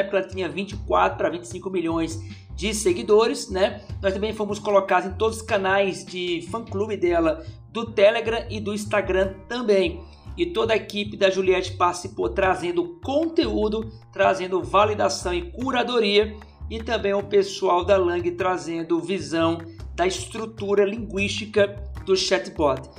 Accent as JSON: {"language": "Portuguese", "region": "Paraíba", "country": "Brazil", "said": "eu enquanto paraibano empreendedor"}